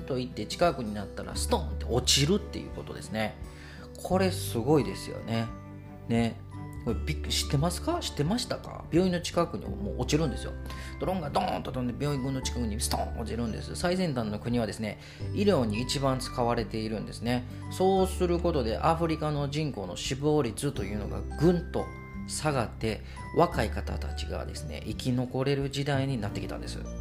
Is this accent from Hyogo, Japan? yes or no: yes; Kobe, Hyogo, Japan; 神戸出身の神戸で生まれ育った小さいおっさん